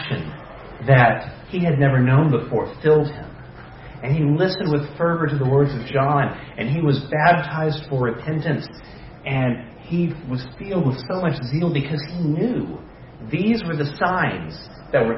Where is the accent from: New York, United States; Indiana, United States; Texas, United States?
Texas, United States; Dallas; I was born in Dallas